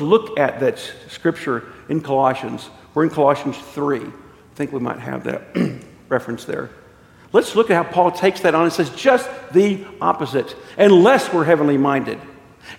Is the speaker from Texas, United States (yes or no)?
yes; Amarillo, Texas, United States; my childhood growing up in Amarillo, Texas